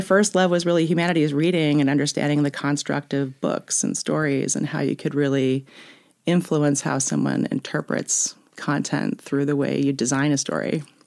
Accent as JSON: {"language": "English", "town": "Woodstock", "region": "New York", "country": "United States", "tie": "born or raised there", "also_born_or_lived": "Manhattan, New York"}